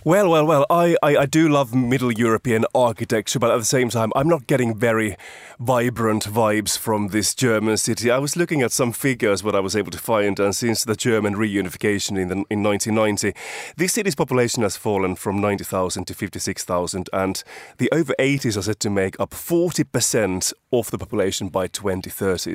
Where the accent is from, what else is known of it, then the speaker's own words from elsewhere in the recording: Finland; moved away; I'm from Finland